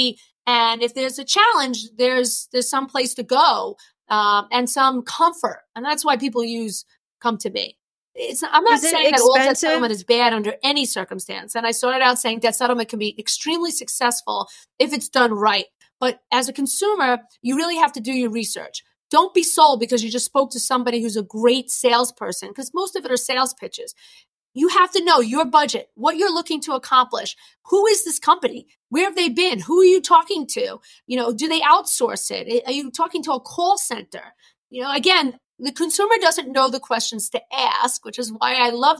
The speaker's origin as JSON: {"language": "English", "region": "New York", "country": "United States", "accent": "New York", "said": "my New York accent"}